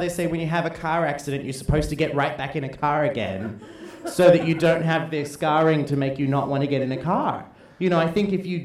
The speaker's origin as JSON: {"language": "English", "country": "Australia", "said": "I'm an Australian"}